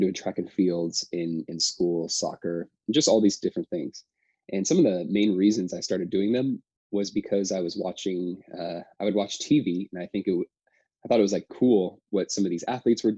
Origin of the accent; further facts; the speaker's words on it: La Pine, Oregon, United States; I really liked growing up in Oregon. You know, I grew up in Lapine, Oregon